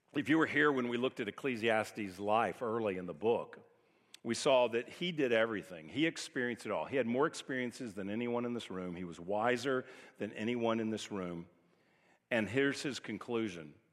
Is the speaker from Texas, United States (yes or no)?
yes; Texas, United States; moved away as an adult; also born or lived in California; we're from Texas, moved to California. We lived out there almost twenty years, and now we've come back and been here almost twenty years